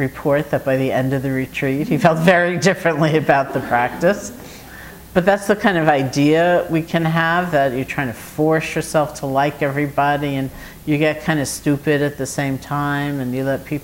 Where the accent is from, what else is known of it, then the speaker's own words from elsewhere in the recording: New York City, New York, United States; moved away as an adult; also born or lived in Massachusetts; I grew up here in New York City in Washington Heights